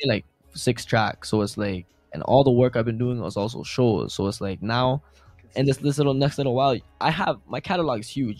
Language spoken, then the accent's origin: English; Toronto, Ontario, Canada; for my hometown